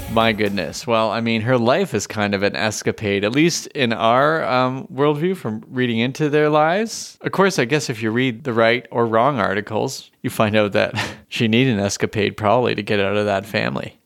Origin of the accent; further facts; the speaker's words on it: Canada; as a Canadian